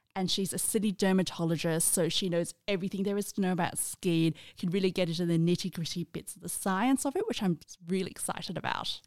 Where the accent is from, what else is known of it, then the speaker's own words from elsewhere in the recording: Australia; in Australia, I'm in that generation where we grew up